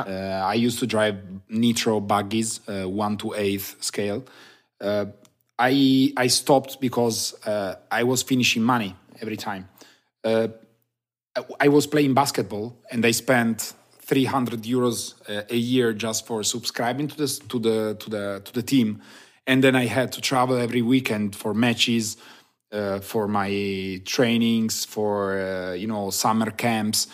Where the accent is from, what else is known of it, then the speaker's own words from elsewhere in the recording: Turin, Piedmont, Italy; I'm from Turin, Italy